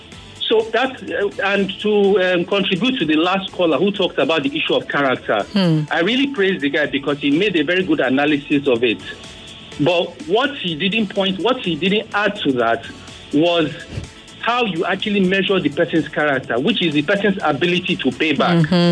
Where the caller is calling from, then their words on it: Lagos, Nigeria; I'm calling from Pestac Town.